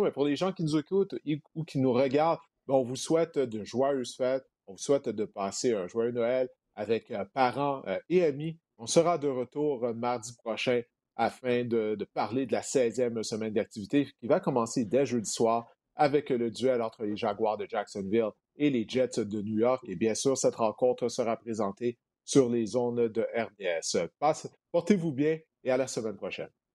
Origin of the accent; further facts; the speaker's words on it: Montreal, Quebec, Canada; Je viens de Montréal